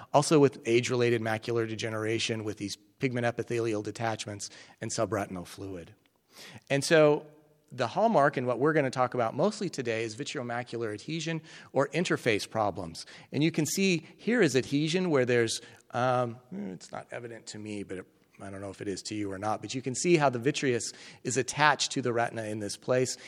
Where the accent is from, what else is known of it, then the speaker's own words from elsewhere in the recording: Colorado, United States; moved away as an adult; also born or lived in Nebraska; now in Kentucky, United States; I grew up in Colorado